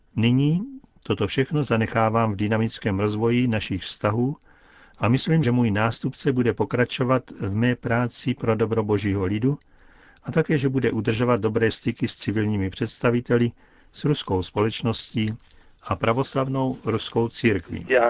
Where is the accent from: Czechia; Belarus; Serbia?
Belarus; moved away; narodil jsem se v Bělorusku